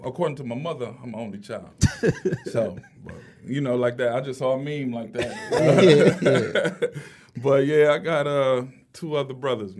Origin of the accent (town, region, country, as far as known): Inkster, Michigan, United States; born or raised there